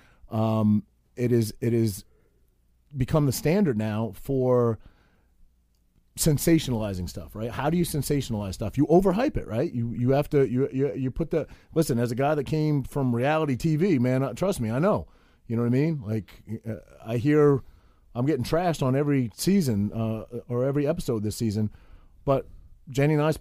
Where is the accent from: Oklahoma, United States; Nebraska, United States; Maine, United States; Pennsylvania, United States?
Maine, United States; moved away as an adult; now in New Jersey, United States; I am from Maine, and I'm proud. I'm a proud maniac.